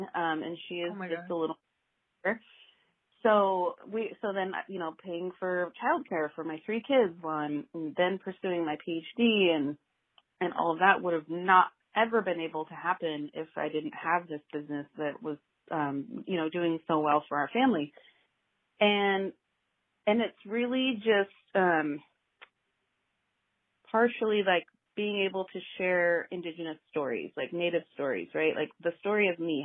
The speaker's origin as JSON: {"language": "English", "town": "Pendleton", "region": "Oregon", "country": "United States", "tie": "born or raised there", "lives_now": "Corvallis, United States", "said": "my hometown mill"}